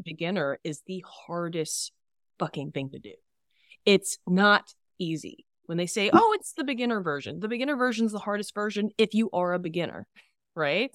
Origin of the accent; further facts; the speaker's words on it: Texas, United States; Growing up in Texas